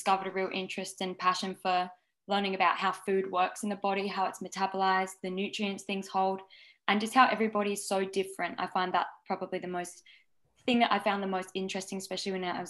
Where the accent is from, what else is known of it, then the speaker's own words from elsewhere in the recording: Adelaide, South Australia, Australia; moved away as an adult; now in Byron Bay, Australia; I've lived in Byron Bay for the last 5 years, but I grew up in Adelaide.